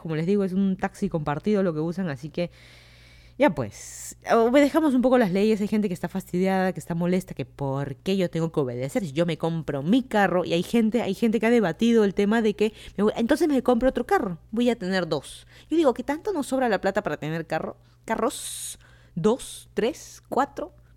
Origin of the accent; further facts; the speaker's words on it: Lima, Peru; moved away as an adult; also born or lived in Miami, United States; now in Virginia, United States; yo soy de Lima, Perú. Me mudé aquí a Estados Unidos hace dos años